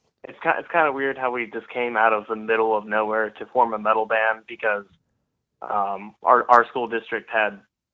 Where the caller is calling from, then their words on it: Lancaster, Pennsylvania, United States; But I am in Lancaster, Pennsylvania, so it's very close, and yeah, it's been raining all day